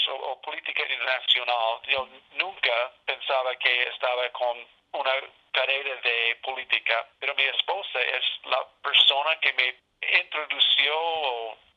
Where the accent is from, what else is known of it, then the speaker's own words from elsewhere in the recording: New York, United States; born there; Spanish is a second language; Bueno, ah, sí, nací en Nueva York, pero nací a una familia militar.